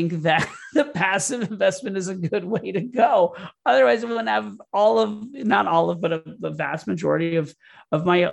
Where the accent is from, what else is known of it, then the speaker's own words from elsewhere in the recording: Florida, United States; I grew up in Florida